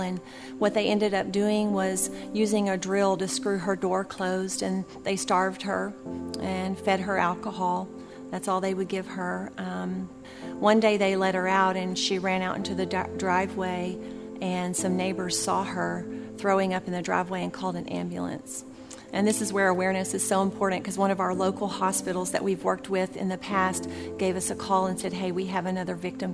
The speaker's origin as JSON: {"language": "English", "region": "Texas", "country": "United States", "tie": "born or raised there", "moved": "yes", "lives_now": "Jacksonville, United States", "said": "Texas is my home state"}